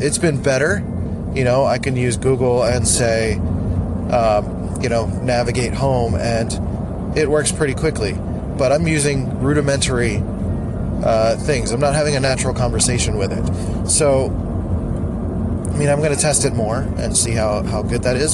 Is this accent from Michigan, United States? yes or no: no; Philadelphia, Pennsylvania, United States; I'm from Philly, so everyone sounds like nasally and annoying, um, including me sometimes.